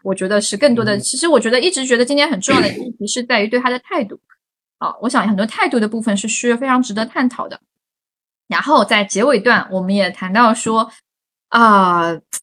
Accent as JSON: {"language": "Chinese", "town": "Hangzhou", "region": "Zhejiang", "country": "China", "said": "我是杭州人"}